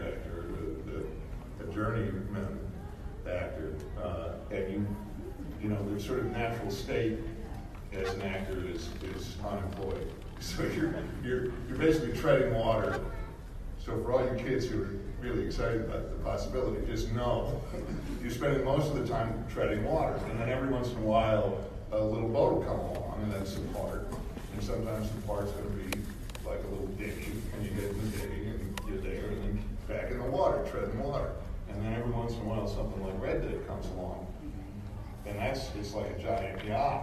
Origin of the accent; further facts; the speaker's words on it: Boston, Massachusetts, United States; I am from Boston.